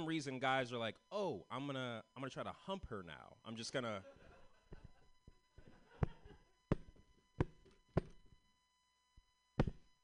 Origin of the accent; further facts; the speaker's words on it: San Francisco, California, United States; I'm from San Francisco. I'm one of the only ones from San Francisco in this festival tonight